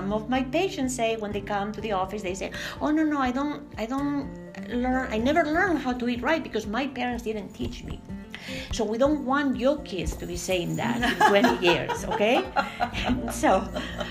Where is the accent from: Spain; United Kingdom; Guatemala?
Spain; now in United States; we were both born and raised in Spain